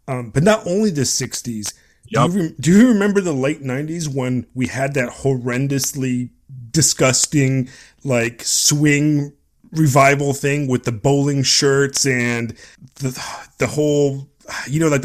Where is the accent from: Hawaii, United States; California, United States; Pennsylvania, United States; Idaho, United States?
California, United States; Long Beach; I grew up in Southern California. And Southern California, specifically Long Beach, where I grew up